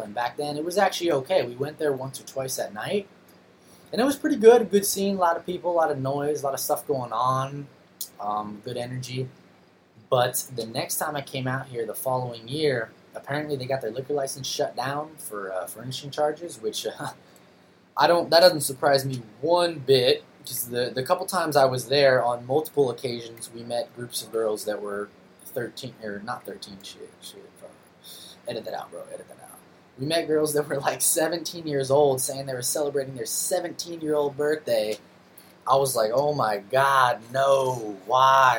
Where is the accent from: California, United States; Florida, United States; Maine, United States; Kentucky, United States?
California, United States; Los Angeles; also born or lived in Pennsylvania; now in San Jose, United States; I'm actually from uh, Southern California originally